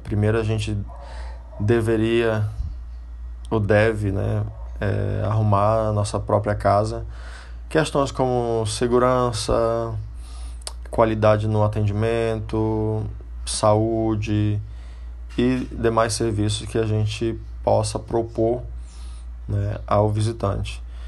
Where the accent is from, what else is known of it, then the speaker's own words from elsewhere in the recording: Brazil; moved away as an adult; eu já saí do Brasil, já formado em turismo